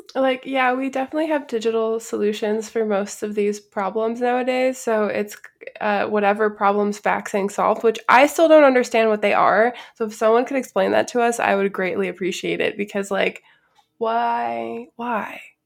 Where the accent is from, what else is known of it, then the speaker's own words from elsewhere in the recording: Chicago, Illinois, United States; I'm also from the Midwest, and I'm from, like, the northwest side of Chicago, which is a very union-heavy area of the city